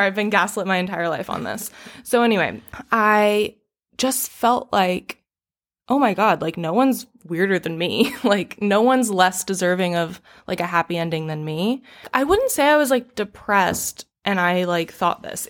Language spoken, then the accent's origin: English; Raleigh, North Carolina, United States; moved away; I am born and raised in Raleigh, North Carolina.